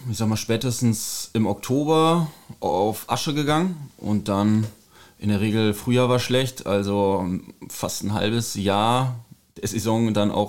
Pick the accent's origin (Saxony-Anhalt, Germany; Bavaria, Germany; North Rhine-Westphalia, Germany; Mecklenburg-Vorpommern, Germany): North Rhine-Westphalia, Germany; Ochtrup; moved away as an adult; nach der Schulzeit bin ich aus Ochtrup weggezogen